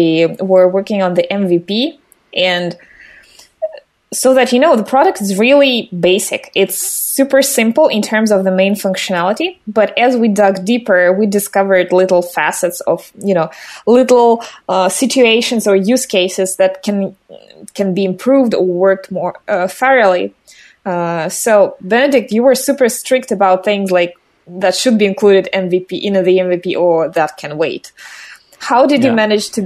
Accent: Russia; I'm from Russia

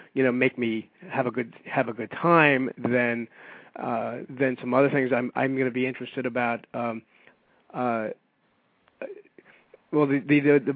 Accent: New York City, New York, United States; I being a New Yorker

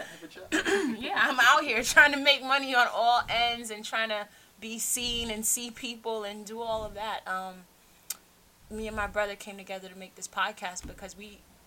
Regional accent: New York City, New York, United States; We grew up in Queens

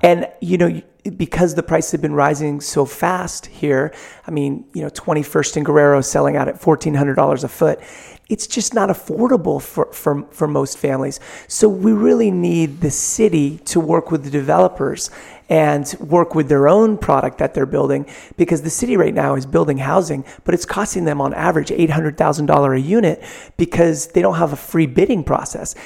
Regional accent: San Francisco, California, United States; growing up here, you know, probably like everybody's hometown, it was just my hometown

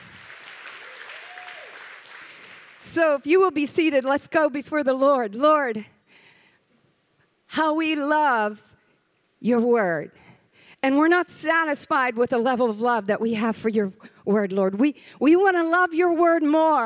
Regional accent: the South, United States; I'm from the South

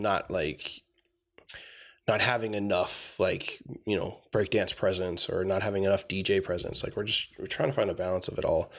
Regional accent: Tucson, Arizona, United States; moved away as an adult; also born or lived in San Manuel, Arizona / Safford, Arizona / Oklahoma City; I was born here in Tucson, uh, born at T M C

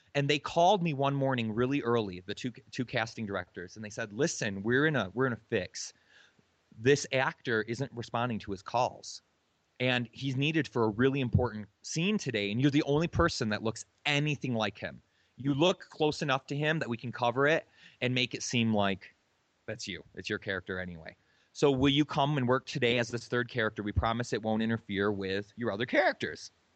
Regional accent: Michigan, United States; moved away as an adult; also born or lived in Hawaii; I'm from Michigan

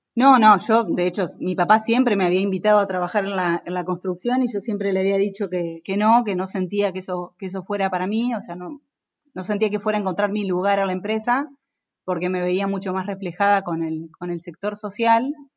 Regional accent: Concepción del Uruguay, Entre Ríos, Argentina; moved away as an adult; now in Buenos Aires, Argentina; yo soy de Concepción del Uruguay, Entre Ríos

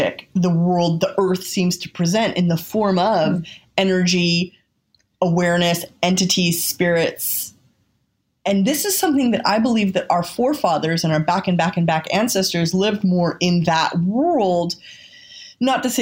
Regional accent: California, United States; I'm from California, and I wasn't raised with religion

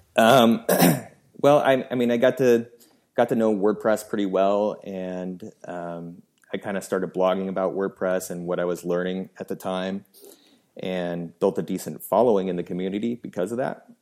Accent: Seattle, Washington, United States; I was born and raised in Seattle, Washington. So I'm still living here

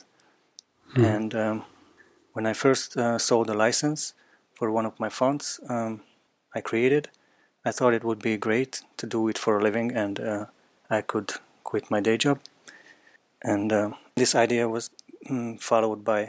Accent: Hungary; also born or lived in Netherlands; I am from Hungary

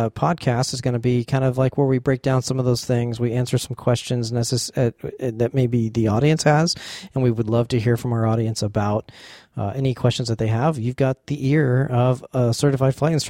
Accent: Space Coast, Florida, United States; I grew up here in Florida on the Space Coast

